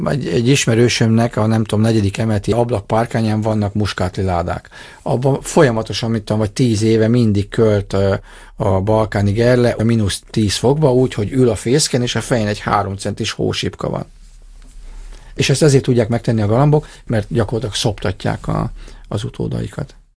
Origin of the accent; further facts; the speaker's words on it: Dombóvár, Tolna, Hungary; Én Tolna megyei Dombovári vagyok